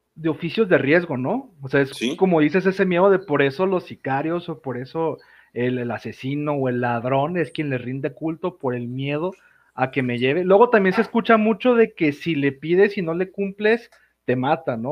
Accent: Mexico; en un país que es México, que tenemos el Día de Muertos

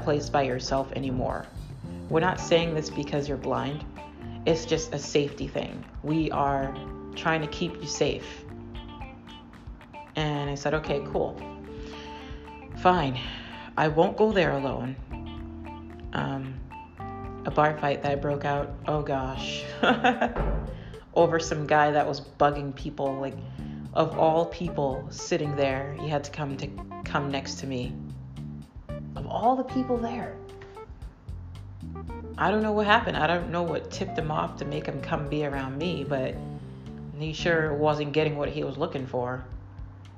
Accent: Massachusetts, United States; I'm from Massachusetts

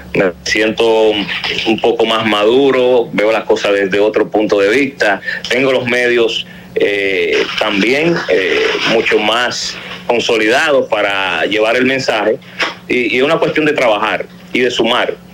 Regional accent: Dominican Republic; soy dominicano con cédula de identidad electoral

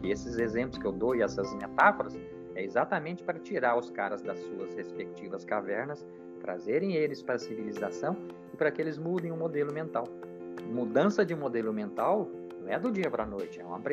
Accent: Jataí, Goiás, Brazil; also born or lived in São Paulo / Curitiba / Brasília / Belo Horizonte; E eu que saí lá de Jataí, Goiás, estou aqui. Já fui morando, já morei em São Paulo, já morei em Curitiba, já morei em Brasília, já morei em Belo Horizonte.

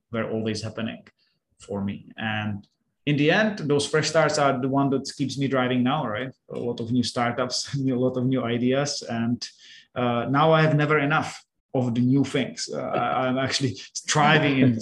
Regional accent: Czechia; moved away as an adult; now in Cambodia; I'm from Czech Republic

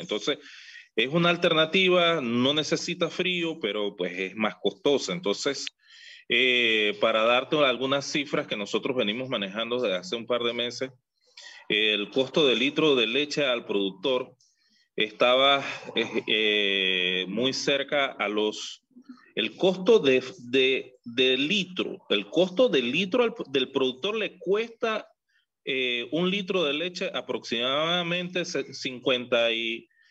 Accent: Panama; nosotros estamos también identificados como panameños

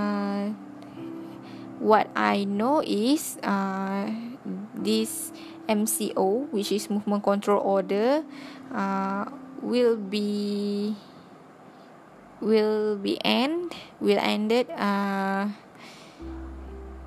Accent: Malaysia; I am very proud as a Malaysian

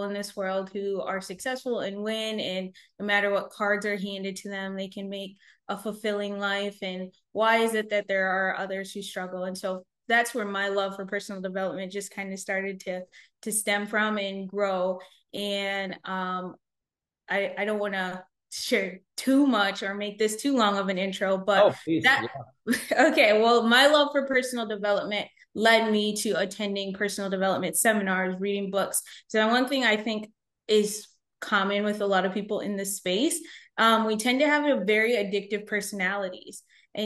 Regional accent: United States; My mom was 7.5 months pregnant with me when she came to the States. And then I was born here

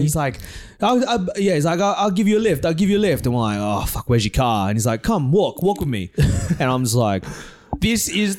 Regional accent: Australia; I'm an Aussie. Aussie in Bali.

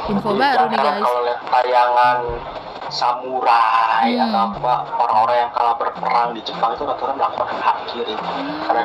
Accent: South Korea; Indonesian is a second language; saya orang Korea saya akui orang Korea adalah individualis

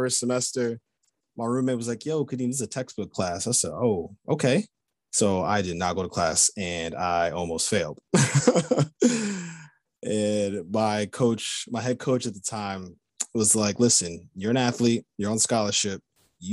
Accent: Long Island, New York, United States; I grew up in Long Island, New York

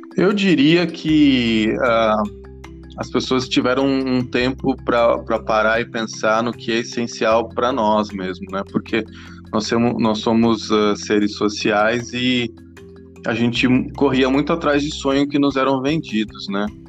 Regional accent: England, United Kingdom; also born or lived in Pinheiros, São Paulo, Brazil; now in São Paulo, Brazil; eu sou inglês de nascença, tenho o nome húngaro

